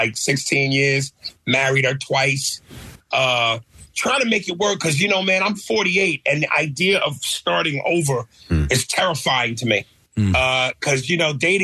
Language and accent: English; New York, United States; I'm an East Coast dude. I'm a New Yorker